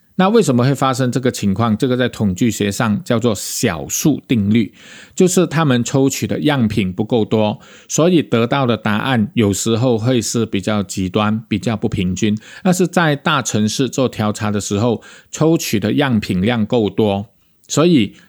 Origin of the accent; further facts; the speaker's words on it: Malaysia; 我们马来西亚人